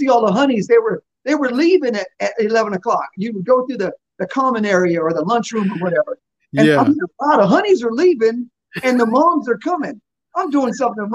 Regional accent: Newport News, Virginia, United States; also born or lived in Fort Campbell, Kentucky; I was born in Fort Campbell, Kentucky. My dad was a soldier in the military, and so we did that thing. But the better part of my life, my formative years, I was in Newport News, Virginia.

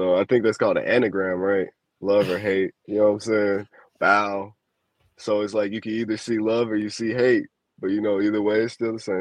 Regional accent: Chicago, Illinois, United States; I'm from Chicago

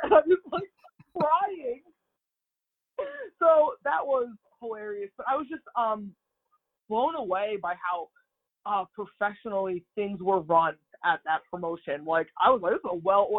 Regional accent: New Jersey, United States; I'm from New Jersey

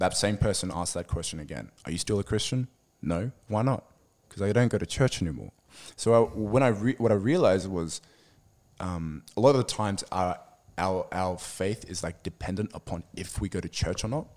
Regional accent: Sydney, New South Wales, Australia; also born or lived in Lebanon; I grew up in Sydney, I was born here and raised here

